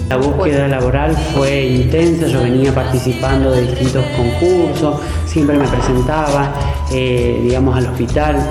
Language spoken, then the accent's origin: Spanish; Santa Fe, Argentina; moved away; Haberme vuelto en el 2010 a mi provincia